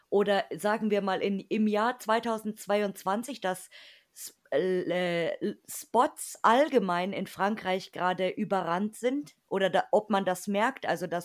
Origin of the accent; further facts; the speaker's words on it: Germany; am meisten irgendwie rausstechen und wir halt natürlich als Deutsche.